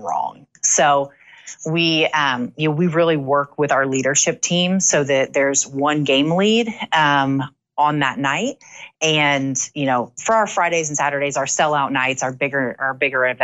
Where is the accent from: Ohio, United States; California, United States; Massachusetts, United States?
Ohio, United States; moved away; I'm from Ohio